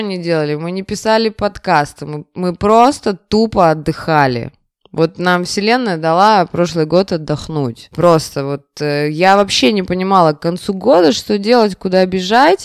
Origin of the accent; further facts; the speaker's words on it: Saint Petersburg, Russia; у нас в Петербурге